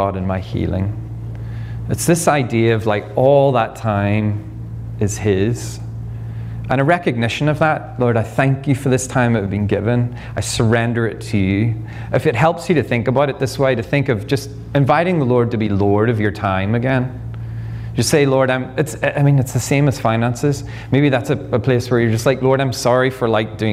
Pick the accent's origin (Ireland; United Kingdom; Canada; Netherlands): Ireland; moved away as an adult; now in United States; I'm Irish